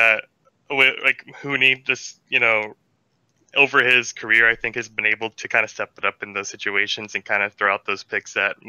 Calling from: Phoenix, Arizona, United States; Phoenix, Arizona.

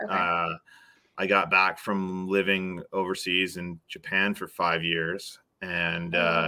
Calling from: British Columbia, Canada; I'm in British Columbia, Canada.

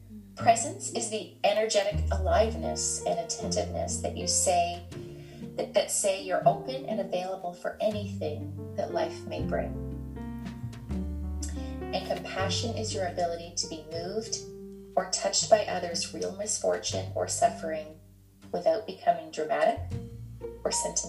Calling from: Ontario, Canada; I am dialing in from Ontario, Canada.

